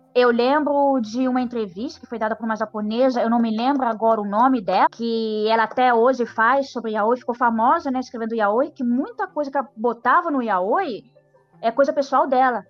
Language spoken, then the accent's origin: Portuguese; Brazil; nós, brasileiros